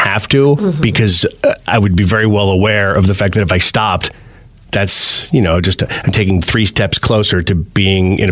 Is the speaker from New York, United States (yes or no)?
no; New Jersey, United States; now in Pennsylvania, United States; Growing up in Jersey